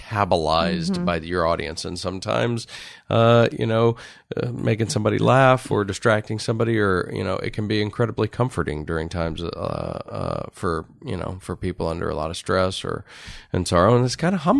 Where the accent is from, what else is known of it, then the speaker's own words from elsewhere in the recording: Connecticut, United States; now in Los Angeles, United States; I grew up in Connecticut